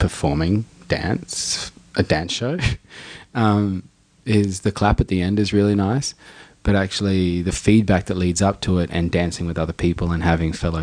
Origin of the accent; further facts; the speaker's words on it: Darwin, Northern Territory, Australia; all the boys that I grew up in Darwin breaking